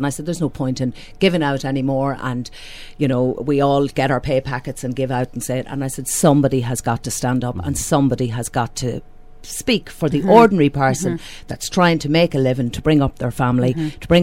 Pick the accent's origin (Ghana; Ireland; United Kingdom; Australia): Ireland; Dundalk, Leinster; I'm born and bred in Blackrock. Mm-hmm. I've lived in Dundalk all my life.